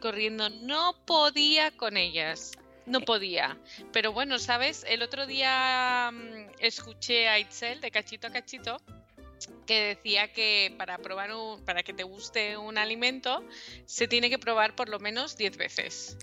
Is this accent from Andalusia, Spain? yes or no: no; Mallorca, Balearic Islands, Spain; yo soy de Mallorca